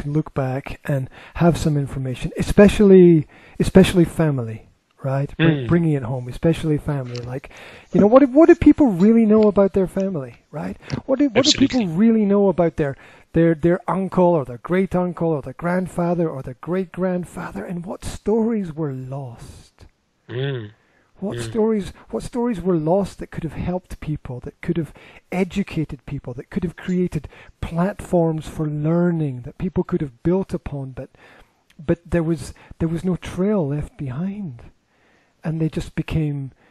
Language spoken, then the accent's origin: English; Scotland, United Kingdom; moved away; Scotland, where I'm from